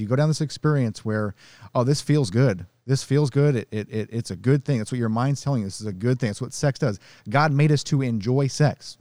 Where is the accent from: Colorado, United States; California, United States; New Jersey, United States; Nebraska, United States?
Nebraska, United States; I grew up in Nebraska